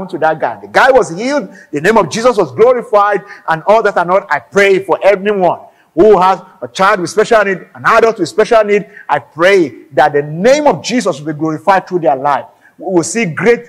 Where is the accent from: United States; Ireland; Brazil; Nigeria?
Nigeria; I'm an African, I'm Nigerian